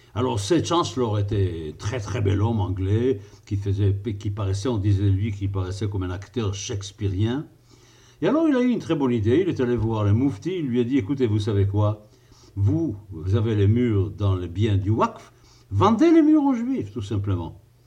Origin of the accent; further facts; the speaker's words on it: Israel; moi qui ai passé mon enfance en Israël